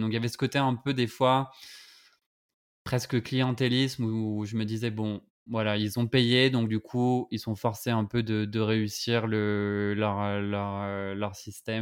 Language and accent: French; France; on sait que le H et le R français, c'est vraiment des, un problème pour nous